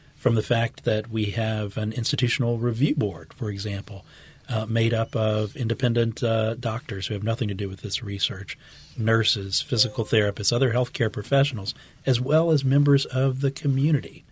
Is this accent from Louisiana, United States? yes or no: yes; West Bank, Louisiana, United States; also born or lived in Houston; my family's been, uh, in Louisiana for many generations. I grew up on the West Bank